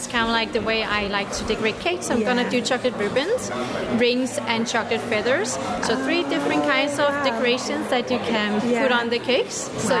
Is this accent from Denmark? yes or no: yes; Denmark; now in Berlin, Germany; I flew in from Berlin, but I live in Berlin, but I'm from Denmark.